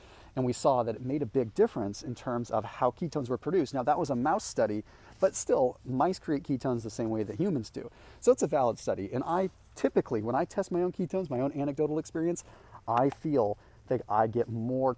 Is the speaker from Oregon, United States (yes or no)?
no; Sonoma, California, United States; moved away; I'm originally from Sonoma